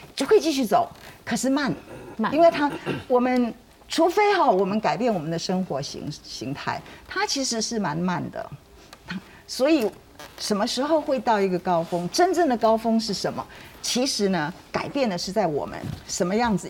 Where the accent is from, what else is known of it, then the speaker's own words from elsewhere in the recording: Taiwan; 我们台湾人有个特性